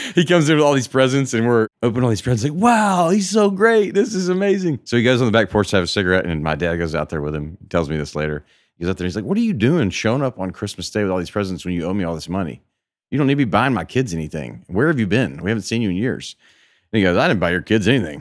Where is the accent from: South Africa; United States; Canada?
United States; Memphis, Tennessee; now in Nashville, United States; my hometown of Memphis